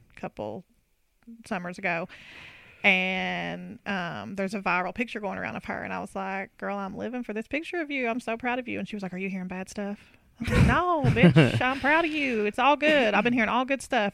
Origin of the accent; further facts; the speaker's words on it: Harlan County line, Kentucky, United States; I grew up on the Harlan County line